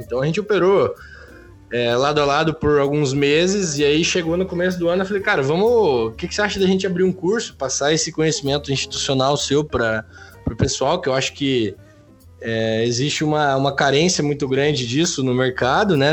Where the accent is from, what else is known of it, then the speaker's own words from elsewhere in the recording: interior of Paraná, Brazil; Eu sou do, do, interior do Paraná